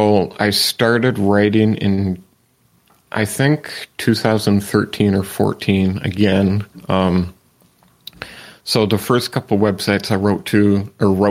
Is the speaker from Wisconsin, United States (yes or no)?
no; Manistique, Michigan, United States; now in Escanaba, United States; My hometown is called Manistique